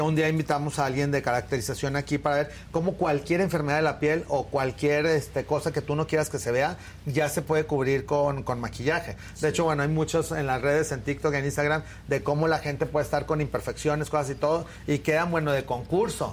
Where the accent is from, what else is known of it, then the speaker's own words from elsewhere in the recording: Torreón, Coahuila, Mexico; moved away; yo me acuerdo cuando era niño y que vivía en Torreón